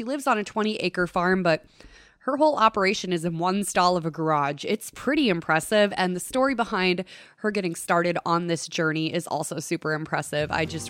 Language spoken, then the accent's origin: English; Long Prairie, Minnesota, United States; I'm originally from Long Prairie, but the place that we're going to is about the halfway point between Long Prairie and Browerville on Highway 71.